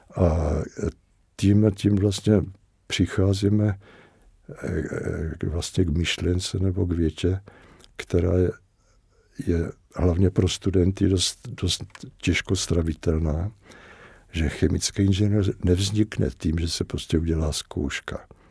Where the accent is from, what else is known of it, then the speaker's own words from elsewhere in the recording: Czechia; že jsme Češi a že jsme, že jsme teda Čechoslováci